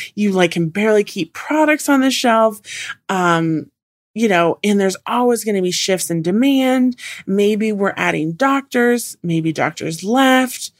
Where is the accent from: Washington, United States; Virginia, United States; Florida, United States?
Washington, United States; Puget Sound; I grew up in Washington on the Puget Sound.